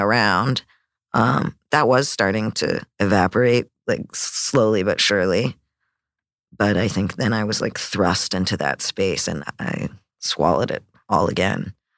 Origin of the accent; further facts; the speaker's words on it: Canada; growing up in Canada